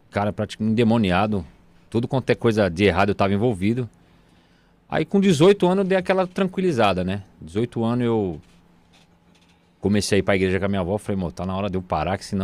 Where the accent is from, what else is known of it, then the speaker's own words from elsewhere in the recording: São Paulo, Brazil; Sim, nasci em São Paulo. Moro desde que eu nasci na freguesia do O, no mesmo bairro, na mesma rua, não, nunca saí